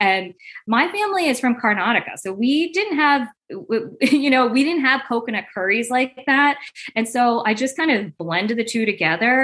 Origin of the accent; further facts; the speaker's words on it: New Jersey, United States; also born or lived in California; I grew up in Jersey